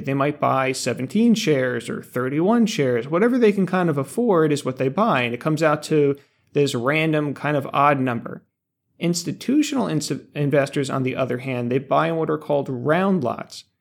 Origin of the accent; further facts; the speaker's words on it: Denville, New Jersey, United States; Ice cream from my hometown, Denville Dairy